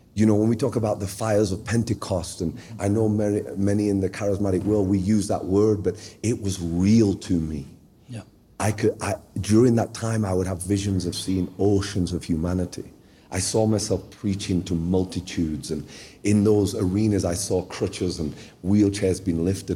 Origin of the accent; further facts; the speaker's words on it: Sheffield, Yorkshire and the Humber, United Kingdom; I was born in the United Kingdom uh, in a place called Sheffield, which is sort of the northern part of England